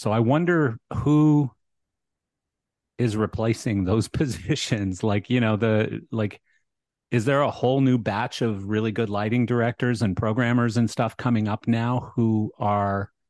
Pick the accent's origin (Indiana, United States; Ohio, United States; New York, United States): New York, United States; Long Island; always wanted to, though, growing up in Long